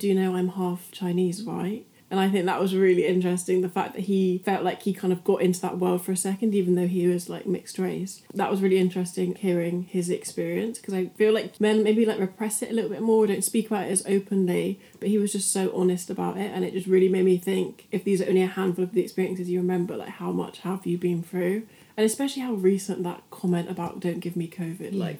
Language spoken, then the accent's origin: English; Bristol, South West England, United Kingdom; also born or lived in France; we've grown up in England